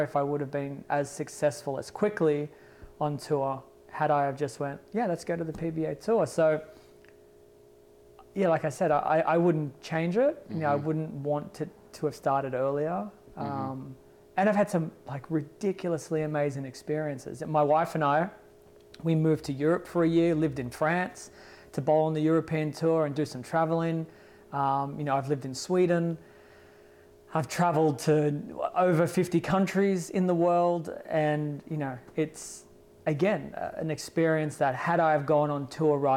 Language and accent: English; Australia; my hometown